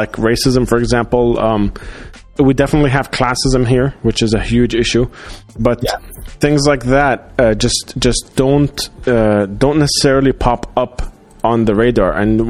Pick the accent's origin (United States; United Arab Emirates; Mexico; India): United Arab Emirates; Dubai; also born or lived in Doha; growing up in Dubai, growing up in the Gulf in general, because I grew up in Doha for my, like, pre-teens.